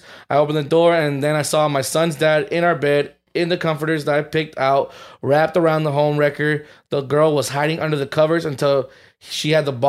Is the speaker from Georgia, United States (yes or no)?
yes; Atlanta, Georgia, United States; Hi, friends. I'm from Atlanta, Georgia.